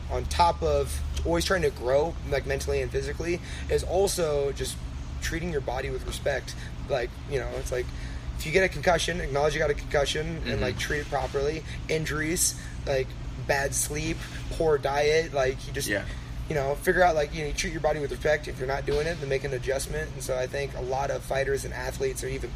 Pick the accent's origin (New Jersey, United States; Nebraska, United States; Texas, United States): Nebraska, United States; Omaha/Lincoln; my hometown